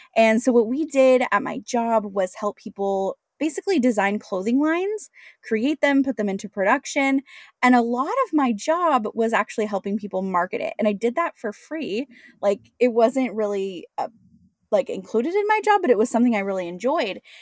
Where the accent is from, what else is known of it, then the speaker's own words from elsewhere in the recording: Washington, United States; moved away as an adult; also born or lived in San Diego; born and raised in Washington State